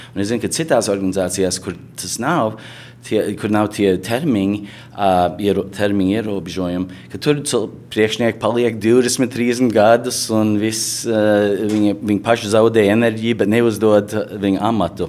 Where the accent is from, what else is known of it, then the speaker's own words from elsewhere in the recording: United States; mēs šeit uzaugām Amerikā